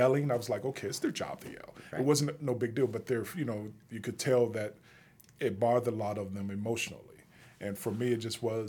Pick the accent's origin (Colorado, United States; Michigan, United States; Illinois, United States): Illinois, United States; Chicago; moved away as an adult; also born or lived in Cincinnati; I'm born and raised in Chicago